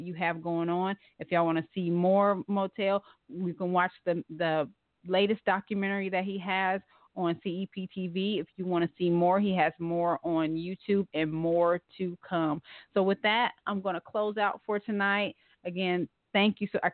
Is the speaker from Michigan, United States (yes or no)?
no; Ohio, United States; moved away as an adult; I'm from Ohio. But I've been down here for like 17 years